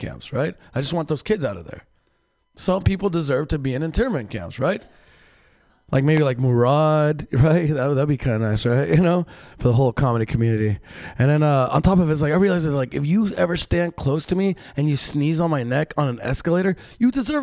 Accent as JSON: {"language": "English", "town": "Mexicali", "region": "Baja California", "country": "Mexico", "moved": "yes", "said": "I'm from Mexico, Mexicali, where it's a very violent place"}